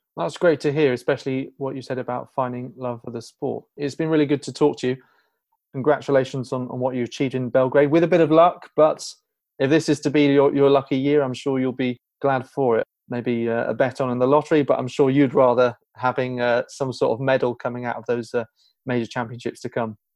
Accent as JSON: {"language": "English", "region": "London", "country": "United Kingdom", "said": "I'm from London"}